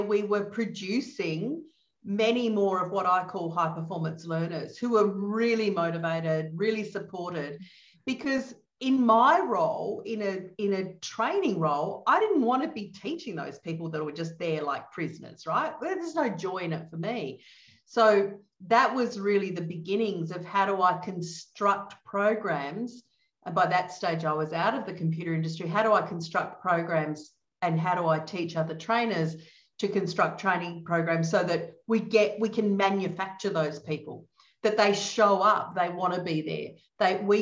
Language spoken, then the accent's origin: English; Adelaide, South Australia, Australia; now in Melbourne, Australia; So I'm from Australia. I live in Melbourne in Australia, and I grew up in Adelaide in Australia, which is down the bottom in the middle